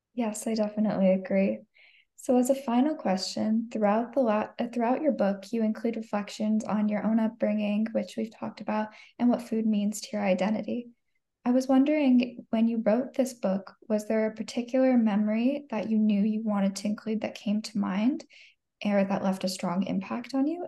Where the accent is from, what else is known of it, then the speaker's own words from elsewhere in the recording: Arizona, United States; growing up in it, being raised in Arizona